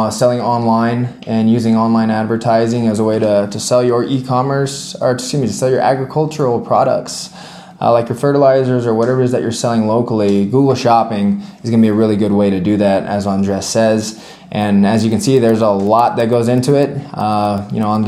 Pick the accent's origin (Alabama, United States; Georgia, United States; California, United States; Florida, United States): Florida, United States; Miami; I'm from Miami, Florida